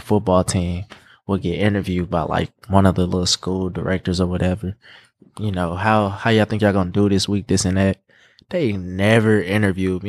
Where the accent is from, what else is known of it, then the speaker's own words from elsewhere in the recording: Indianapolis, Indiana, United States; also born or lived in Gary, Indiana / St. Louis; I'm pretty much raised here, been here since I was, like, four